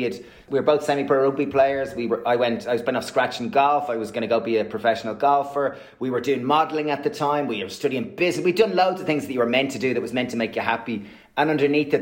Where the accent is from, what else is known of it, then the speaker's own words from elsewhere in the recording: Ireland; growing up in Ireland, you're kind of by the local parish, you're being told who Angela should be or who Stephen should be